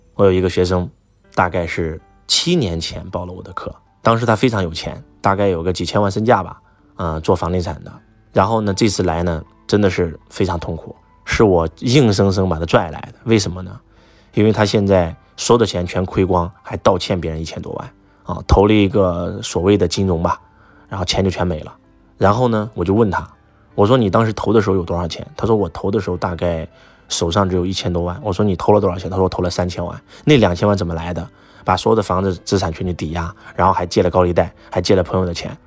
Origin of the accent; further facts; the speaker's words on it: Henan, China; 我是河南人，在我家里面，现在还有那个牌位，天地君亲师